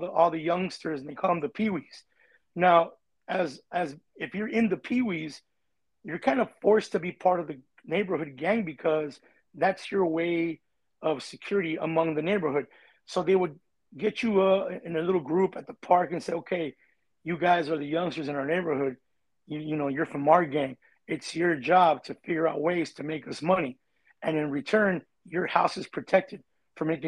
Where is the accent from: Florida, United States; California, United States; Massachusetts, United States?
California, United States; Artesia; also born or lived in Norwalk, California; I grew up in a little hood named Barrio Chivas in the city of Artesia, and then I moved to Norwalk